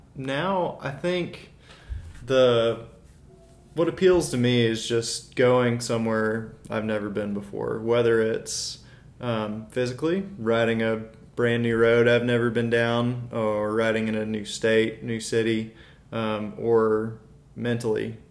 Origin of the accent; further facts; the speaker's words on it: Birmingham, Alabama, United States; I grew up in Birmingham. I've been here since I was a year old